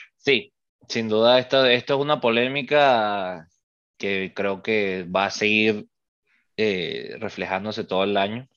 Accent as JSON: {"language": "Spanish", "country": "Venezuela", "said": "Nosotros somos venezolanos"}